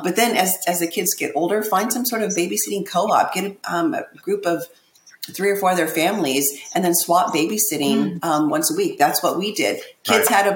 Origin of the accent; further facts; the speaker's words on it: Indiana, United States; now in Florida, United States; We're originally from Indiana. We live in Florida now